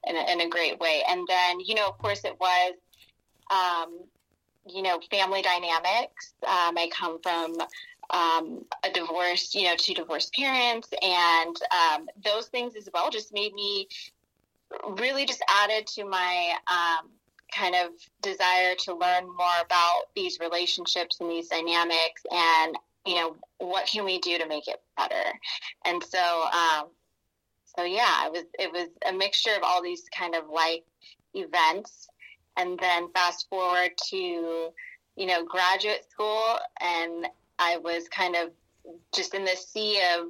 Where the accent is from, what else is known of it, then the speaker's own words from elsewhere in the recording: Northern California, United States; also born or lived in Sacramento; I was born and raised in Northern California, so I'm here in Stockton